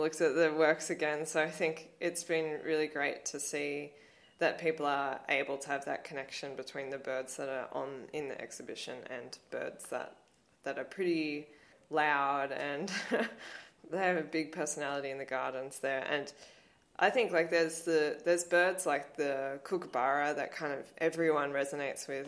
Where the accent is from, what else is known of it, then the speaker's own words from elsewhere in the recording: Blue Mountains, New South Wales, Australia; growing up in the Blue Mountains has inf- influenced me so much.